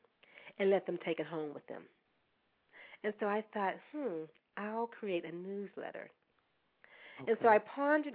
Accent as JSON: {"language": "English", "town": "Pittsburgh", "region": "Pennsylvania", "country": "United States", "tie": "born or raised there", "said": "I was born in Pittsburgh, in the inner city of Pittsburgh, to basically – I'm going to say basically a single parent"}